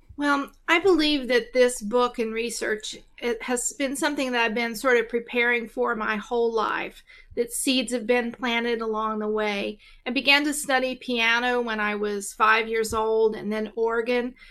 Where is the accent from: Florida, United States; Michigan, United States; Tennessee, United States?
Tennessee, United States; East; I am actually from East Tennessee. So, um, yeah, I live right near, uh, where I grew up.